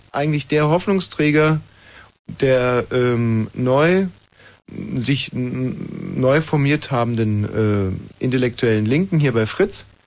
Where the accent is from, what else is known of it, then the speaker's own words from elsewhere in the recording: West Germany, Germany; Ich weiß, ich komme aus dem Westen, mhm. moderiere jetzt beim Ostdeutschen Rundfunk